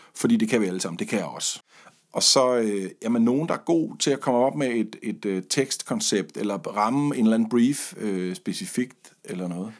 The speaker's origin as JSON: {"language": "Danish", "area": "Funen", "region": "Southern Denmark", "country": "Denmark", "said": "har stået i læsen i en radio-tv-butik på Fyn, hvor jeg kommer fra"}